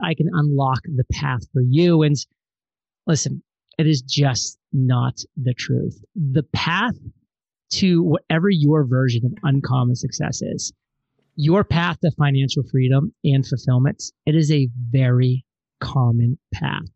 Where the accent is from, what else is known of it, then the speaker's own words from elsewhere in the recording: Maine, United States; moved away; also born or lived in Providence, Rhode Island; born and raised in Maine